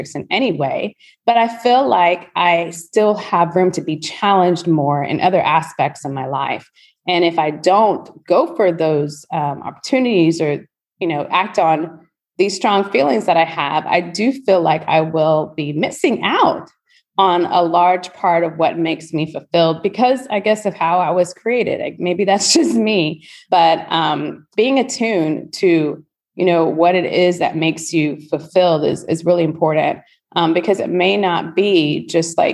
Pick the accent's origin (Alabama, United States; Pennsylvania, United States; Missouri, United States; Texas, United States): Texas, United States; College Station; moved away as an adult; also born or lived in Houston, Texas; now in Spring, United States; I went back to my hometown. I don't know if anyone knows it, any listeners, but Aggieland, College Station, Texas, the home of Texas A&M University